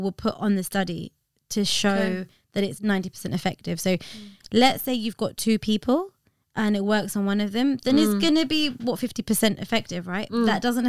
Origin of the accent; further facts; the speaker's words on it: India; Yeah, it's so interesting because I'm Indian, got so many doctors in the family.